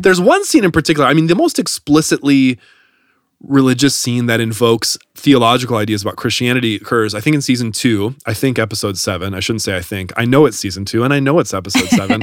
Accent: Wisconsin, United States; I grew up in Wisconsin

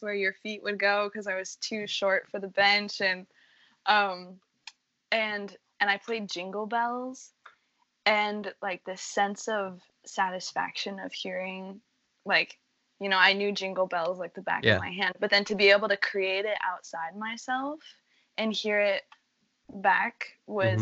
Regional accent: Colorado Springs, Colorado, United States; moved away as an adult; now in Boston, United States; coming from Colorado Springs, where, well, it was like I had a really good community there in the arts, and I could walk down the streets of my hometown

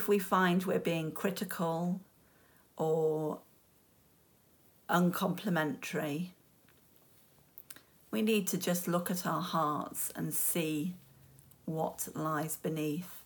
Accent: United Kingdom; we're British

